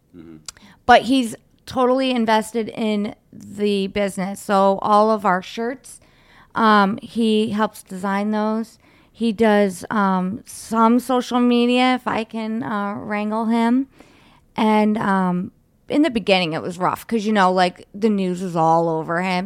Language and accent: English; Cleveland, Ohio, United States; in Cleveland because that's uh, like where we're from